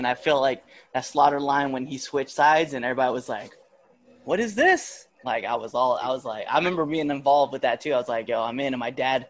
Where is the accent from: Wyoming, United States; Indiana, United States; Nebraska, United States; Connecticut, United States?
Nebraska, United States; we're from Nebraska, so we know all about what it's like to be in the sticks.